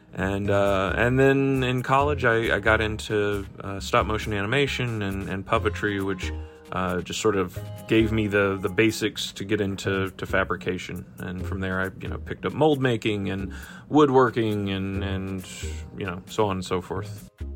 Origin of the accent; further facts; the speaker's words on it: Georgia, United States; I call Atlanta my home because I'm I'm from Georgia. My family's uh, from Georgia and still still lives here